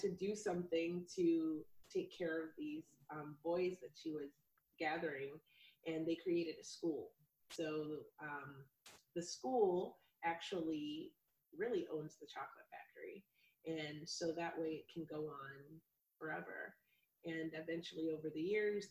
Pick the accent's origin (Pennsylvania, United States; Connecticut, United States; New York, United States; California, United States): Pennsylvania, United States; Hershey; also born or lived in Philadelphia, Pennsylvania; now in Portland, United States; I grew up in Pennsylvania. I am from Philadelphia, but I spent most of my formative years in Hershey, Pennsylvania